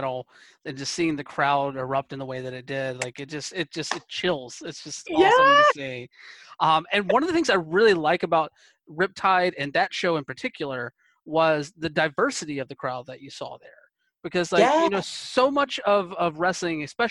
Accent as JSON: {"language": "English", "region": "the South", "country": "United States", "tie": "born or raised there", "moved": "yes", "lives_now": "Portland, United States", "said": "where I grew up in the South"}